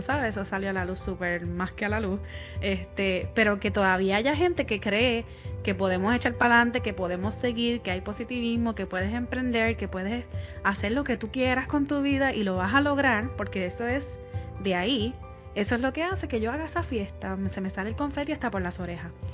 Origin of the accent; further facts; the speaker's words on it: Puerto Rico; moved away; yo que soy puertorriqueña